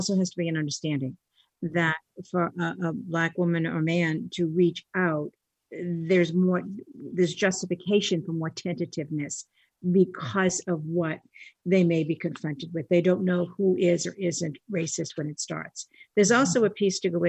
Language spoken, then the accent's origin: English; Boston, Massachusetts, United States; Growing up as an Irish Catholic girl in Boston